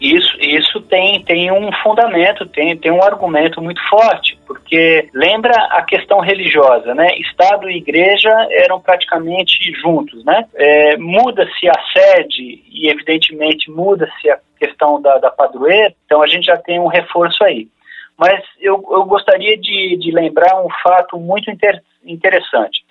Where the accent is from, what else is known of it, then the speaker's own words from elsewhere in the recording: Brazil; nós somos brasileiros